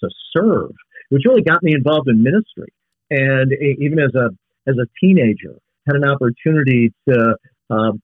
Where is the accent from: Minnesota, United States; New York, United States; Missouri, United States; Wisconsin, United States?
Minnesota, United States; Thief River Falls; I actually grew up in a small town in far northwest Minnesota. My hometown is Thief River Falls.